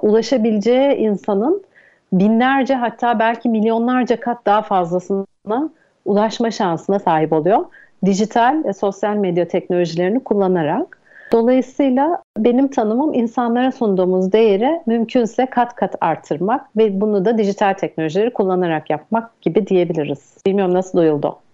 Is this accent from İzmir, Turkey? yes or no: yes; Izmir, Turkey; moved away; also born or lived in Istanbul; İzmirliyim. Bornova Anadolu Lisesi'ni bitirdim